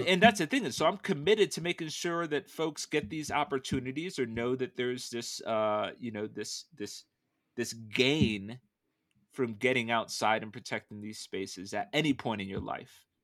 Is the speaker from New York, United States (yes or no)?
no; Danbury, Connecticut, United States; moved away as an adult; also born or lived in San Francisco; where I grew up in the East Coast